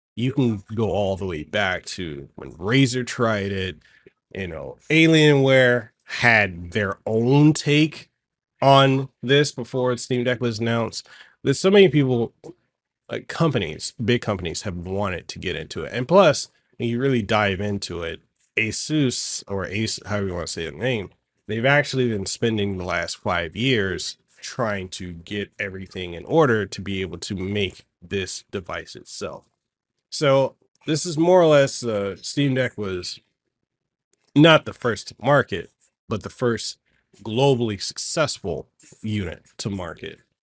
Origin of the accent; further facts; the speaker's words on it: Hawaii, United States; we Hawaiians and locals